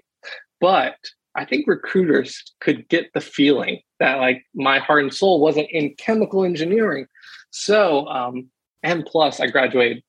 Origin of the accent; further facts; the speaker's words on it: Columbia, South Carolina, United States; I grew up in Columbia, South Carolina, with a big family